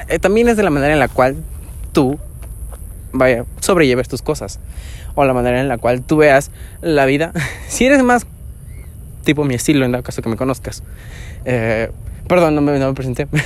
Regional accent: Mexico; Ah, soy mexicano.

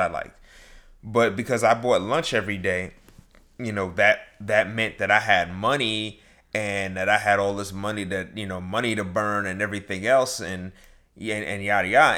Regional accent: New York, United States; growing up in New York

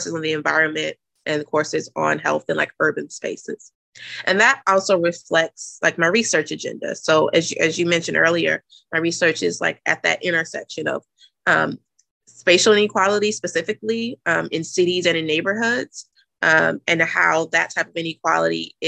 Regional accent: Jackson, Mississippi, United States; moved away as an adult; also born or lived in Nashville, Tennessee; now in Boston, United States; I'm originally from Jackson, Mississippi, but I finished grad school at Vanderbilt. So prior to coming to Boston, I was in Nashville, Tennessee for 6 years

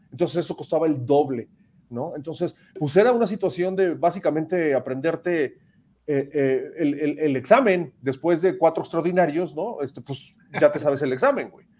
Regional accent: Mexico; nosotros mismos como mexicanos

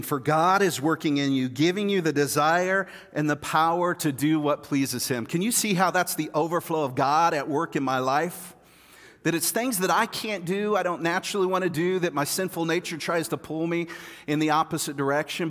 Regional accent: Kansas City, United States; I'm from Kansas City

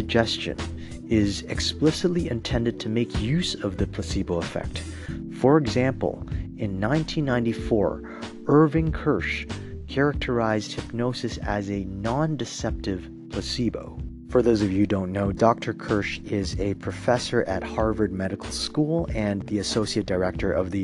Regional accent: Toronto, Ontario, Canada; I'm from Toronto

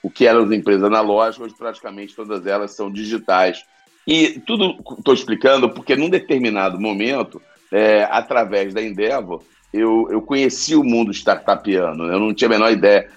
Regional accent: Rio de Janeiro, Brazil; accent: carioca; eu sou carioca, é, deram para perceber pelo sotaque.

